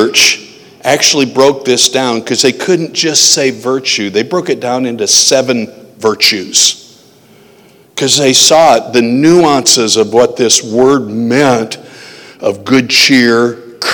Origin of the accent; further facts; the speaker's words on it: Janesville, Iowa, United States; from Janesville, Iowa